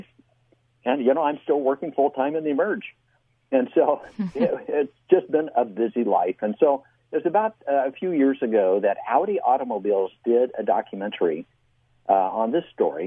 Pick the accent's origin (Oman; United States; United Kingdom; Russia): United States; Midwest; I grew up in the Midwest as the son of a Baptist minister